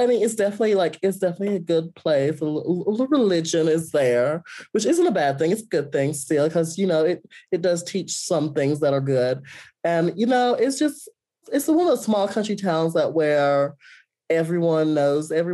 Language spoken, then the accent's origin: English; Ramseur, North Carolina, United States; growing up in Ramsor